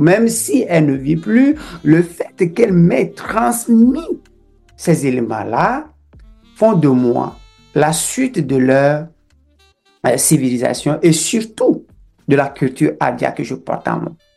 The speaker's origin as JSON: {"language": "French", "town": "Adjivu", "country": "Togo", "tie": "born or raised there", "also_born_or_lived": "France", "moved": "as an adult", "lives_now": "Canada", "said": "Je suis né dans un petit village qui s'appelle Adjivu, au sud-ouest du Togo, frontière entre le Togo et le Bénin"}